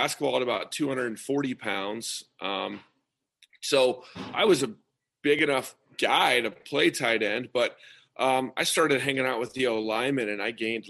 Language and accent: English; Nebraska, United States; I grew up in Nebraska, small town, went to a small Catholic high school